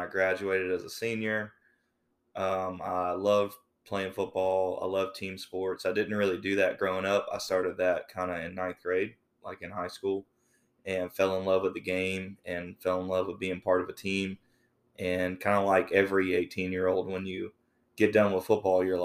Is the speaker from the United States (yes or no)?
yes; the Lowcountry, South Carolina, United States; I'm from the Lowcountry. I've stayed in the Lowcountry my whole life